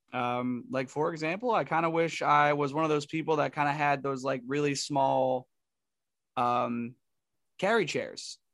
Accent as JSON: {"language": "English", "region": "Northeast", "country": "United States", "said": "we're from the Northeast"}